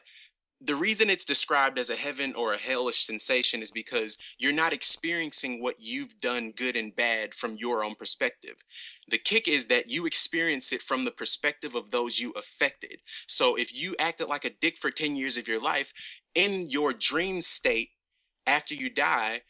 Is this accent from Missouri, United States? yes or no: yes; Ferguson, Missouri, United States; every store in my small town was closed. I'm actually from Ferguson, the town with Mike Brown and that whole situation that actually went down right outside my like house.